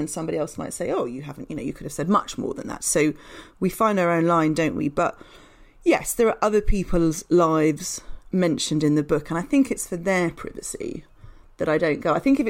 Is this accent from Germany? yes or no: no; Yorkshire and the Humber, United Kingdom; moved away as an adult; now in London, United Kingdom; So I grew up in Yorkshire in a fairly, you know, sort of normal British town, not particularly exciting. And then I moved to London to go to university and stuck around afterwards